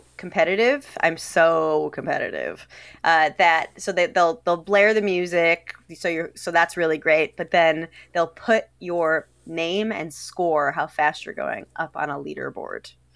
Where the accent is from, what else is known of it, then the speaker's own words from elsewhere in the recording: Detroit, Michigan, United States; moved away as an adult; now in Washington, D.C., United States; I'm from Detroit originally